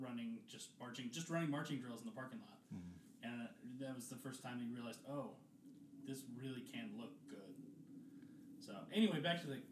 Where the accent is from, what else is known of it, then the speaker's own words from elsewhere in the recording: Atlanta, Georgia, United States; I grew up in Atlanta.